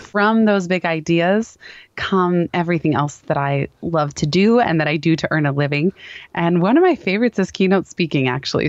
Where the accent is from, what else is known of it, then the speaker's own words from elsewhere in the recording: Palo Alto, California, United States; the company happened to be in my hometown of Palo Alto.